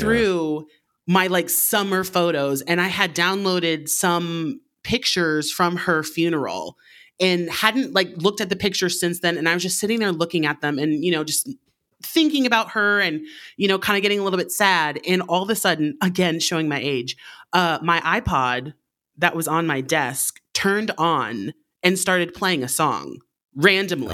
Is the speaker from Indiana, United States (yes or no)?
no; Alaska, United States; moved away; I'm from Alaska originally